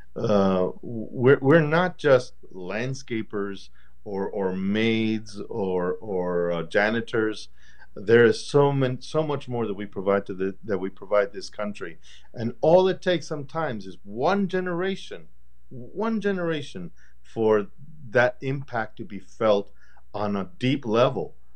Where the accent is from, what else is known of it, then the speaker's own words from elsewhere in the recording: El Paso, Texas, United States; my development as, as a young man and as an artist in, um, in growing up in El Paso